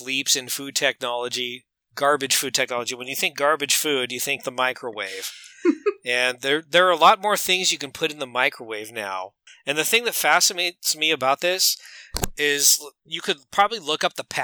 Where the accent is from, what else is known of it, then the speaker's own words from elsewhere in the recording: United States; I'm an American